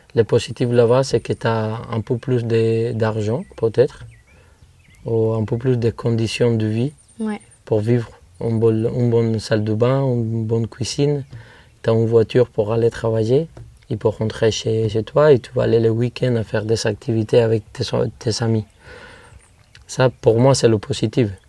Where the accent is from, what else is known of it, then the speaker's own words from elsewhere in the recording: Viñales, Pinar del Río, Cuba; French is a second language; De Vignales, de cette ferme, de cette vallée.